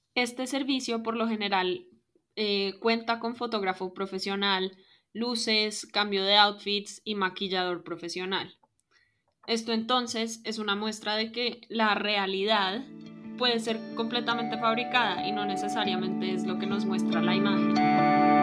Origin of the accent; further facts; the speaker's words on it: Colombia; soy colombiana de ascendencia libanesa